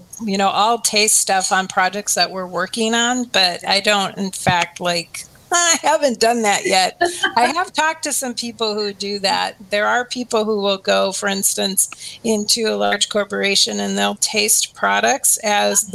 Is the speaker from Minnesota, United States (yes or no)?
yes; Minnesota, United States; now in Oregon, United States; I grew up in Minnesota, but my dad was from Oregon